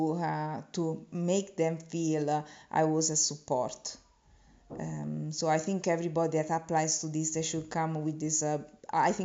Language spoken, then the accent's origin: English; Italy; I come from Italy